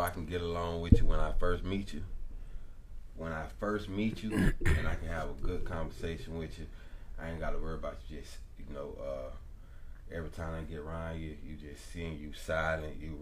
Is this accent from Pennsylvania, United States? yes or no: no; Orlando, Florida, United States; I'm from Orlando, Florida